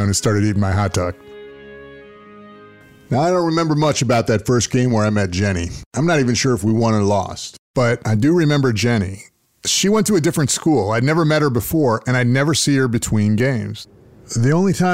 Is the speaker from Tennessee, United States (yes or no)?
no; Green Bay, Wisconsin, United States; I grew up in Green Bay, Wisconsin